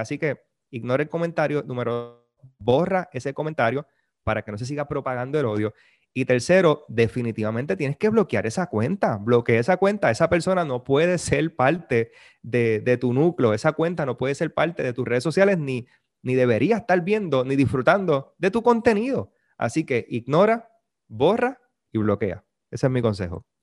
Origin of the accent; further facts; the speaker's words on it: Puerto Rico; nosotros los puertorriqueños hablamos un montón